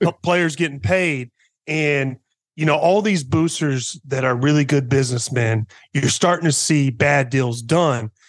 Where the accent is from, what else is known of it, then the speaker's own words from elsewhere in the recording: Poplar Bluff, Missouri, United States; moved away as an adult; also born or lived in China; my hometown, from Papa Bluff, Missouri, about eighteen thousand people, small town